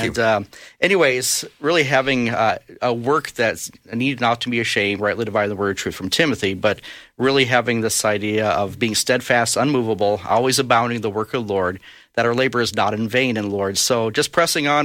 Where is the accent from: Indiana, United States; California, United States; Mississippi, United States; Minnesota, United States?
Minnesota, United States; Brainerd; I was born in Brainerd, Minnesota, and uh, lived there actually most of my years, went to high school there